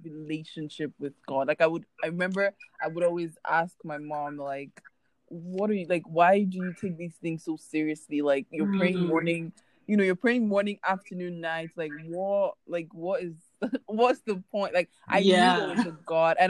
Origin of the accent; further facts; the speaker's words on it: Nigeria; moved away as an adult; now in Canada; I am a Nigerian currently living in Canada for university.